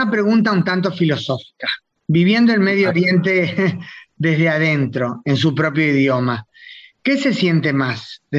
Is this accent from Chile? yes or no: no; Israel; Sí, sí, nací en Israel